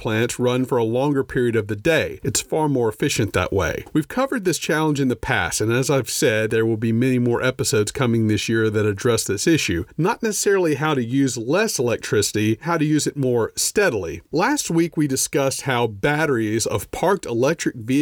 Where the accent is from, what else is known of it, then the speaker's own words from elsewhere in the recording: Louisiana, United States; moved away; also born or lived in Austin, Texas; Growing up in Louisiana